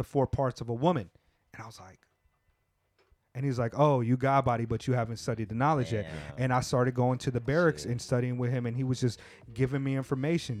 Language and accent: English; California, United States; moved away; also born or lived in Texas; I grew up in California